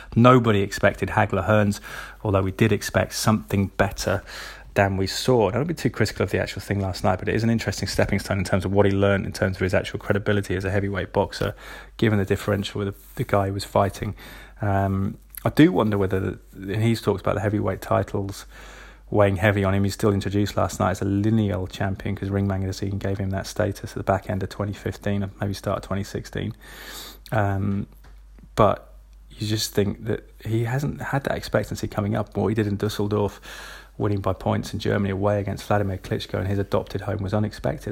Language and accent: English; England, United Kingdom; as an Englishman